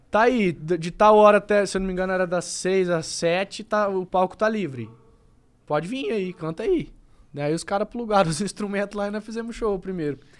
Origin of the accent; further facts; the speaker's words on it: Campo Grande, Mato Grosso do Sul, Brazil; eu sou um cara de Campo Grande, sou do Mato Grosso do Sul